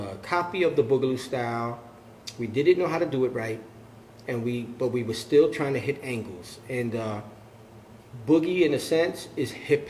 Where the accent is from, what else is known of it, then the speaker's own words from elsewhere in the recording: New York City, New York, United States; I'm from the Bronx.